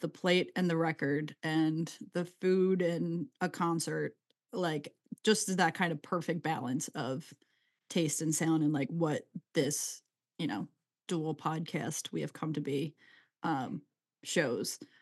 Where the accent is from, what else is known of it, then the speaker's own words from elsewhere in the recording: Delco, Pennsylvania, United States; I'm from Delco, so we Delcoify it